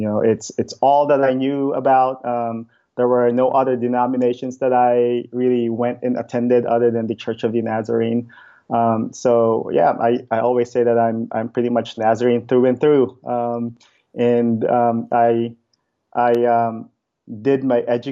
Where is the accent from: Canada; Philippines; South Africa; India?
Philippines; moved away as an adult; now in Bremerton, United States; I was born and raised in the Philippines